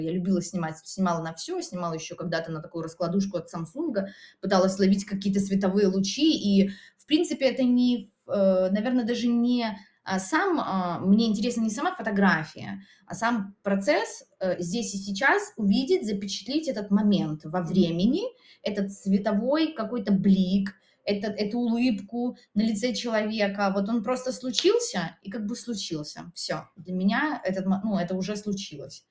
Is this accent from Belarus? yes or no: yes; Minsk Region, Belarus; now in Minsk, Belarus; я сама родом из Минской области